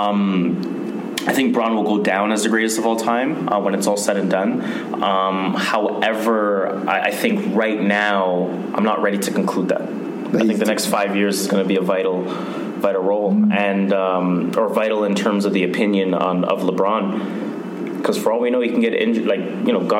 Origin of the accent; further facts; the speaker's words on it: Toronto, Ontario, Canada; we are Canadian, so we're giving you our Torontonian perspective